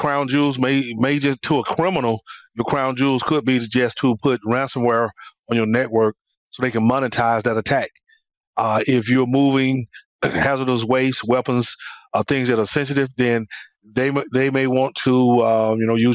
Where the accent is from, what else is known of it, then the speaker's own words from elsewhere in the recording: Atlanta, Georgia, United States; I'm from Atlanta, born and raised in Atlanta